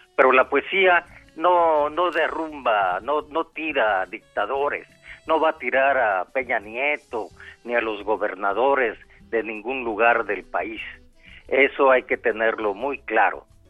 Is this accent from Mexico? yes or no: yes; Mexico